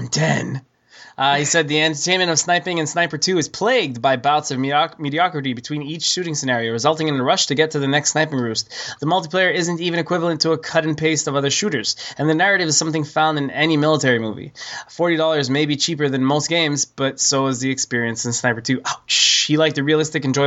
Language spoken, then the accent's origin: English; Canada; I'm Canadian